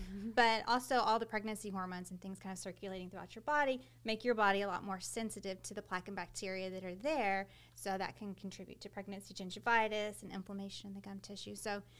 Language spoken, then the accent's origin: English; Texas City, Texas, United States; We're both from Texas City, so it just seemed like a natural place to want to come back. You know, we were both born and raised here.